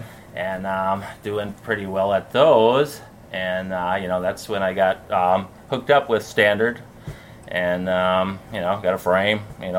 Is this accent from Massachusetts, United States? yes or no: no; Chaska, Minnesota, United States; A little town called Chaska, Minnesota.